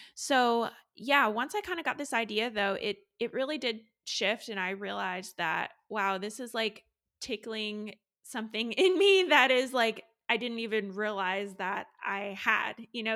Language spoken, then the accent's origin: English; Raleigh, North Carolina, United States; I am a labor and delivery nurse from Raleigh, North Carolina